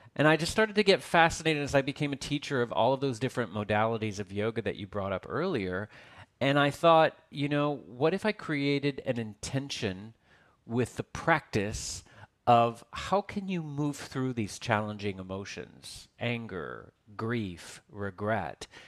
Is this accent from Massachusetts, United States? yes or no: no; Texas, United States; now in Los Angeles, United States; as I was this chubby, fat little kid growing up in Texas